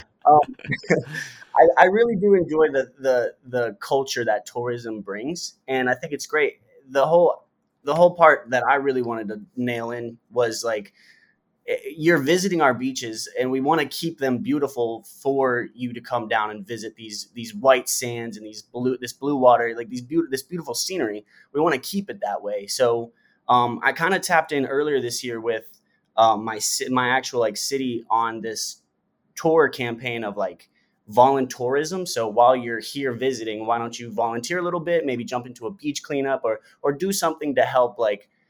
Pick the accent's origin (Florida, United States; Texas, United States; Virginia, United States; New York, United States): Florida, United States; St. Petersburg; I grew up in St. Petersburg, Florida